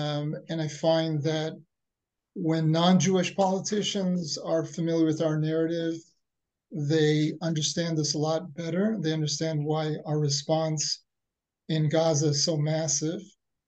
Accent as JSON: {"language": "English", "country": "Tunisia", "said": "Yeah, I'm also from Tunisia."}